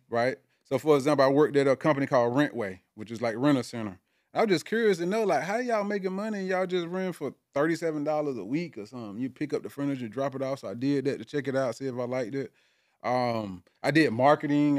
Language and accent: English; South Georgia, United States; now in Atlanta, United States; I'm originally from South Georgia